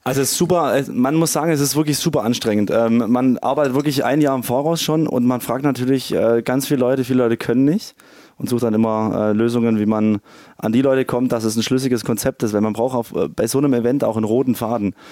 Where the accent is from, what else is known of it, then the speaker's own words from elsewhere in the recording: Ravensburg, Baden-Württemberg, Germany; Ursprünglich aus Ravensburg, gar nicht weit von hier.